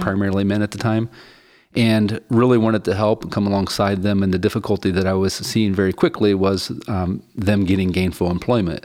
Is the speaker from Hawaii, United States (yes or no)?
no; West Virginia, United States; moved away as an adult; also born or lived in Chicago; I grew up in Appalachia poverty in West Virginia